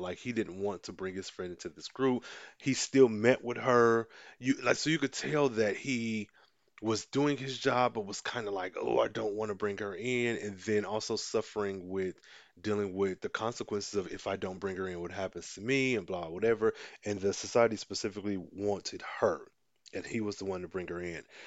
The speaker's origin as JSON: {"language": "English", "country": "United States", "said": "I'm American and this is just what I'm used to. I've grown up seeing this"}